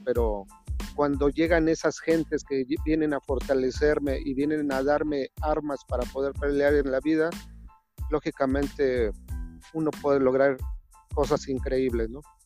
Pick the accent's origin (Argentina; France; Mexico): Mexico; Mexico City; Yo nací en una zona marginada de la ciudad de Azcapotzalco, en el antes Distrito Federal, ahora Ciudad de México